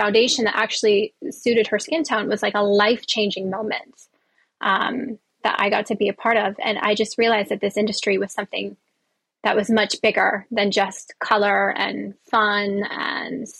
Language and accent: English; Columbus, Ohio, United States; I was born in Columbus, Ohio.